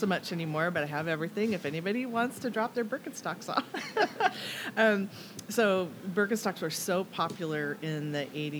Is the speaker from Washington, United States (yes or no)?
yes; Everett, Washington, United States; I grew up in Everett.